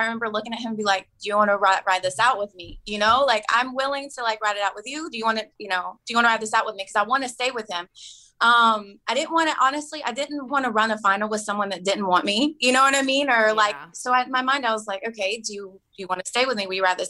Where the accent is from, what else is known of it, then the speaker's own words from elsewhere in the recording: Tennessee, United States; I grew up in Tennessee. It's all mountains.